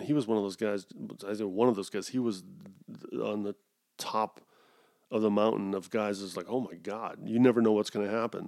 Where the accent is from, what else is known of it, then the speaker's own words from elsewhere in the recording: United States; Goes against being an American